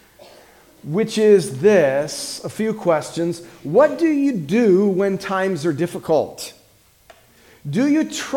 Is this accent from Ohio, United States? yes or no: yes; Ohio, United States; also born or lived in Morgantown, West Virginia; moved back to Ohio to church plant in my hometown